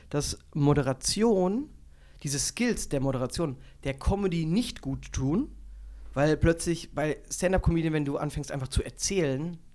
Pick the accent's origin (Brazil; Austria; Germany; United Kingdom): Germany; weil da merkst du auch, wie oberflächlich wir grundsätzlich äh, als Deutsche sind